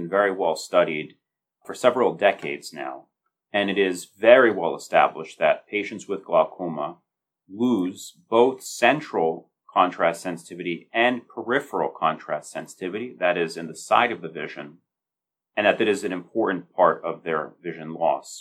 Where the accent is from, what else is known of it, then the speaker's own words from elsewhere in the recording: United States; moved away as an adult; also born or lived in Chicago, Illinois; now in Baltimore, United States; I'm originally from the Northeast, from New Jersey, New York.